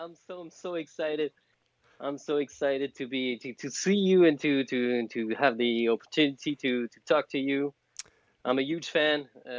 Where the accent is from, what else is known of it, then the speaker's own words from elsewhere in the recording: France; English is a second language; I'm from France. I'm the freak French frog of the night.